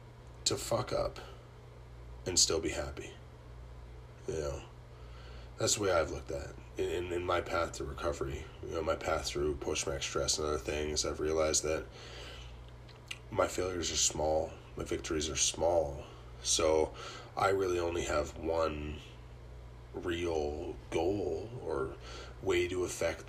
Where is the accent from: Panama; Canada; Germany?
Canada; I'm Canadian